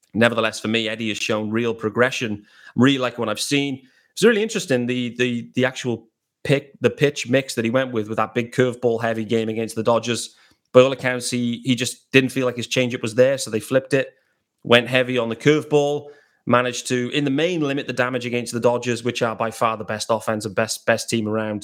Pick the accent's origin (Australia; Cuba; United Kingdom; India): United Kingdom; England; I'm based out in England. I'm British.